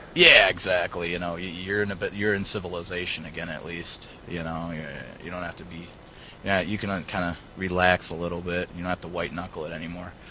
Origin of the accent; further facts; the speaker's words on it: Detroit, Michigan, United States; growing up around Detroit